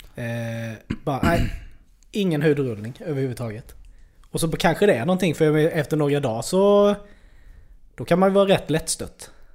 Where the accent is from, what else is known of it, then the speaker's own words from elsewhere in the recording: Värnamo, Jönköping County, Sweden; när jag var unge i Värnamo